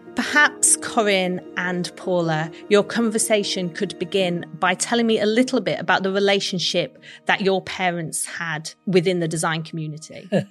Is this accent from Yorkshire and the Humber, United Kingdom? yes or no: yes; Sheffield, Yorkshire and the Humber, United Kingdom; I was born in Sheffield, the Steel City, and grew up learning about my city's heritage in steel and cutlery